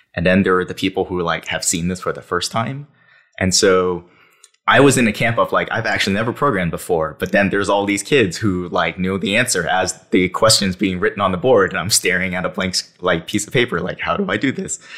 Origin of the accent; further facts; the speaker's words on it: New York City, New York, United States; I grew up in New York City